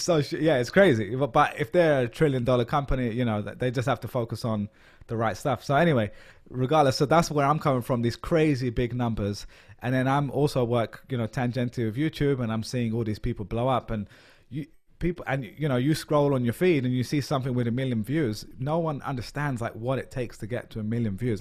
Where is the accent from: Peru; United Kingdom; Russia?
United Kingdom; London; moved away as an adult; now in New York, United States; I'm a Londoner